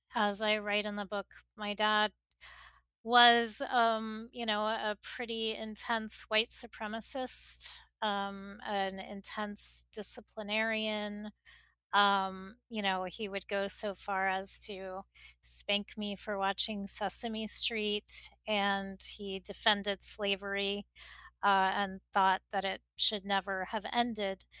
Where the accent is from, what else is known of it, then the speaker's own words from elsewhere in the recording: Miami, Florida, United States; moved away as an adult; also born or lived in Texas; now in New York, United States; I grew up in Miami and I, I do, you know, I am of South Florida in a lot of ways and now of New York, having lived here for more than two decades